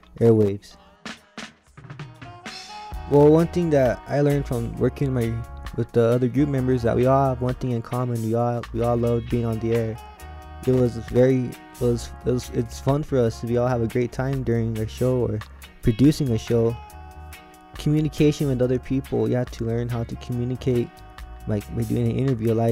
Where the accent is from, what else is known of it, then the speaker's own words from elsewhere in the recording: Cochiti Pueblo, New Mexico, United States; I'm from Coach Du Pueblo